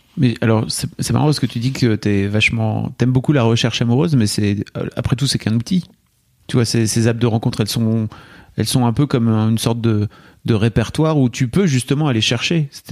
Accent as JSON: {"language": "French", "area": "the North", "region": "northern France", "country": "France", "tie": "born or raised there", "said": "J'ai grandi dans le Nord"}